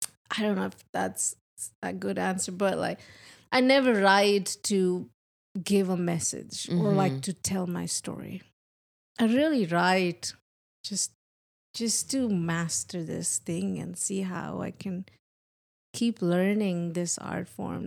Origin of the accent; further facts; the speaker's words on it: India; moved away as an adult; now in Nashville, United States; I'm Indian.